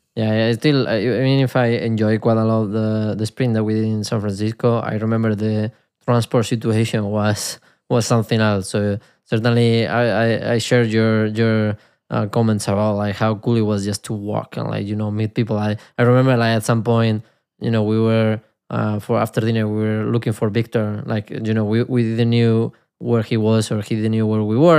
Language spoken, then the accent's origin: English; Spain; accent: Spanish; my Spanish accent